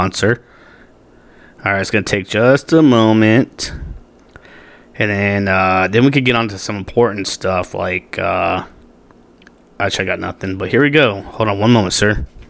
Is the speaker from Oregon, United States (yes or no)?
yes; Grants Pass, Oregon, United States; now in Arizona, United States; I was born and made in the United States of America, Grants Pass, Oregon, to be exact. In the backseat of my parents' Pinto, to be exact.